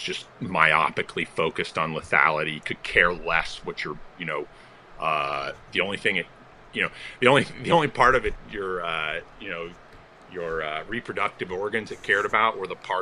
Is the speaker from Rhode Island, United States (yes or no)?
no; Colorado, United States; I was from Colorado